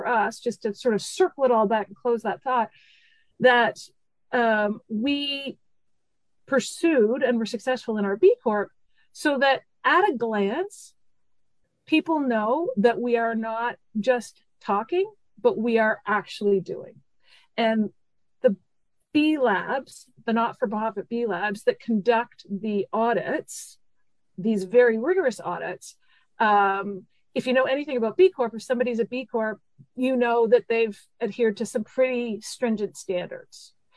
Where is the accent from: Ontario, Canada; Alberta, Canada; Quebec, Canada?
Quebec, Canada; Montreal; also born or lived in Vancouver, Canada; now in Cape Breton Island, Canada; I'm originally from Montreal, a big city, lived in Vancouver for 11 years.